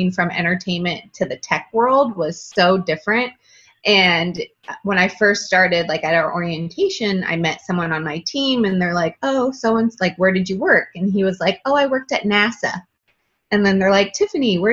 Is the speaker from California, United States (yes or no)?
yes; Northern California, United States; moved away as an adult; I'm originally from Northern California, and I moved to Southern California for college